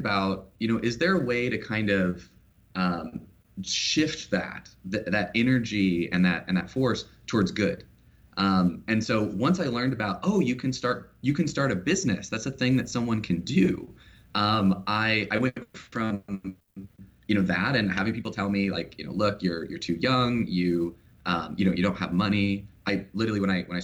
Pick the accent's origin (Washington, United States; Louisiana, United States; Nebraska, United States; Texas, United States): Washington, United States; Vancouver; So I grew up in Vancouver, Washington. You know, I was born and raised here in Washington